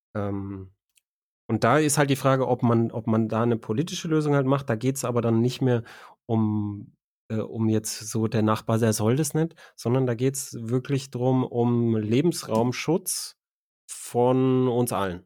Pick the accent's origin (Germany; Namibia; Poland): Germany; als Deutscher.